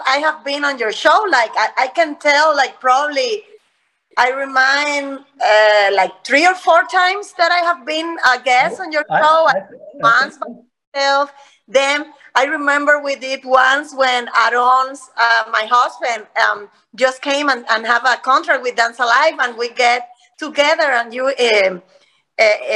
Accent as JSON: {"language": "English", "country": "Cuba", "second_language": "English", "moved": "as an adult", "lives_now": "Gainesville, United States", "said": "we came from Cuba."}